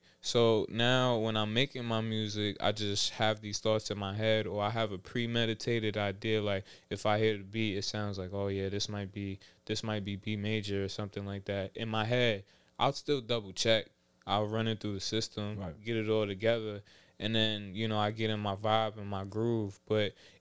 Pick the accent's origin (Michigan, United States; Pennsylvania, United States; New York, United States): New York, United States; New York City; I'm from Southside, Jamaica, Queens. Rochdale to be exact